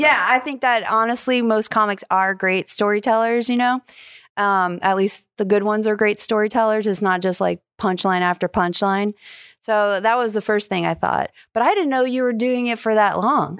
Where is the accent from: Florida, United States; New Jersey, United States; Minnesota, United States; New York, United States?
New York, United States; also born or lived in California; now in Jacksonville, United States; I'm from New York.